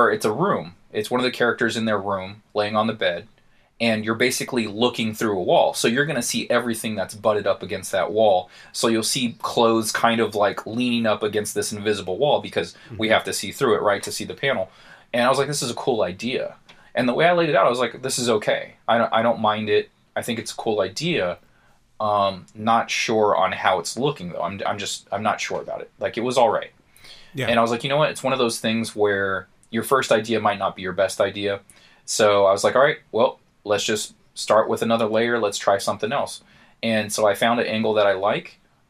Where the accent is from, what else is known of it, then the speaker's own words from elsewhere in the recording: Paradise Hills, United States; So, like, me and we grew up in Paradise Hills. You know, it's just, like, it's not a terrible area. It's not the greatest area.